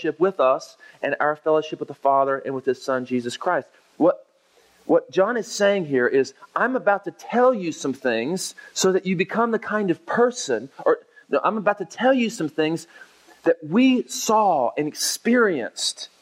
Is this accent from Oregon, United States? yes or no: no; Oklahoma, United States; now in Texas, United States; I grew up in Oklahoma, and I live now in Texas